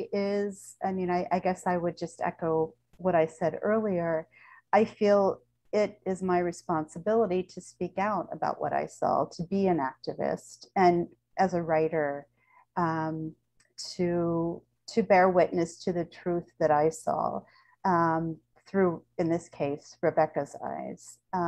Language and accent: English; United States; Of course, though as a Jew and as an American, I was afforded a lot of privileges, mostly mobility.